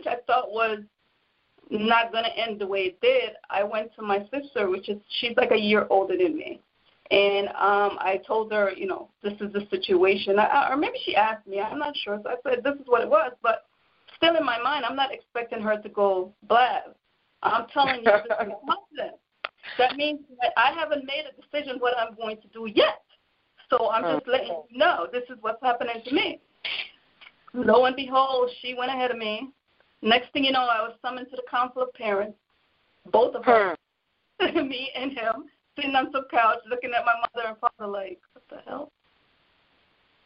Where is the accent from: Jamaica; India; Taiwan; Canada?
Jamaica; I'm from Jamaica